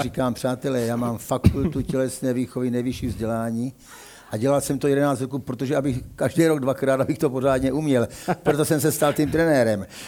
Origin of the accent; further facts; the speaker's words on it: Kroměříž, Zlín Region, Czechia; moved away as an adult; also born or lived in Uničov; now in Olomouc, Czechia; Narodil jsem se v Uničově roku 1950, ale jenom jsme tam bydleli s rodiči půl roku a šli jsme, protože voja, táta byl voják do Kroměříže